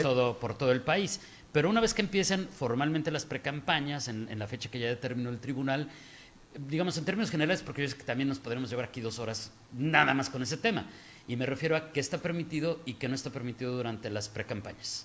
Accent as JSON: {"language": "Spanish", "country": "Mexico", "said": "como mexicanos"}